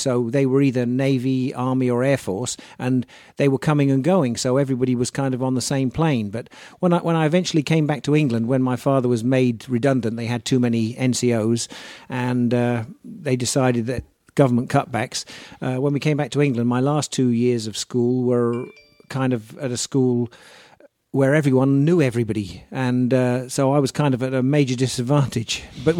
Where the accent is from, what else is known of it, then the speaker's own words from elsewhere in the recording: Egypt; born there; My father was in the military at the time, and I was born in North Africa, in Egypt.